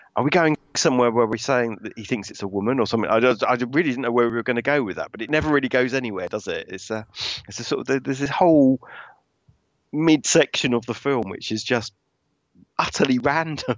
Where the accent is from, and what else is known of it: United Kingdom